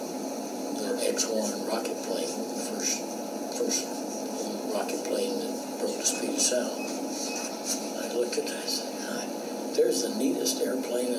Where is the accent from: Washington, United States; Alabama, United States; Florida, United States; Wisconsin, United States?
Alabama, United States; moved away as an adult; I came up from Alabama